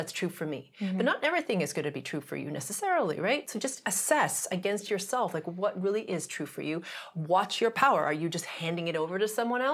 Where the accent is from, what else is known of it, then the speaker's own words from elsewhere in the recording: Canada; I'm Canadian